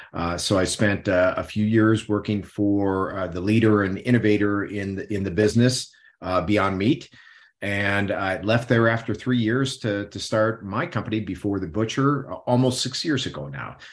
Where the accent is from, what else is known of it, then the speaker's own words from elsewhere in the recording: Midwest, United States; I grew up in the Midwest, so I grew up in meat and potatoes